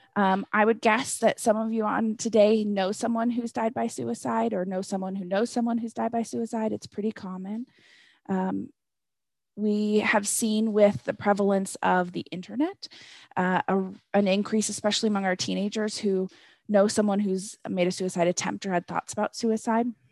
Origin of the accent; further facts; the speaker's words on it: Northwest, United States; moved away as an adult; now in Colorado, United States; I'm originally from the Northwest